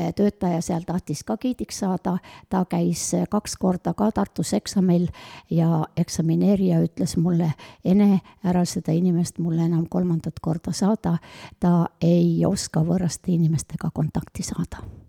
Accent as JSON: {"language": "Estonian", "town": "Otepää", "region": "Valga County", "country": "Estonia", "said": "mina olen üks Otepää vanainimene"}